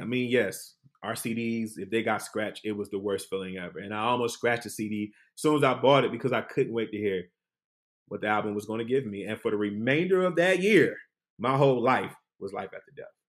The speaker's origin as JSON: {"language": "English", "town": "Detroit", "region": "Michigan", "country": "United States", "tie": "born or raised there", "moved": "yes", "said": "I'm from Detroit"}